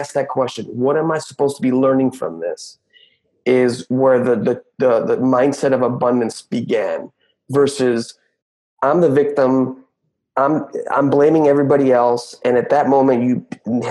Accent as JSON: {"language": "English", "region": "Mexico City", "country": "Mexico", "tie": "born or raised there", "said": "I was born and raised in Mexico City"}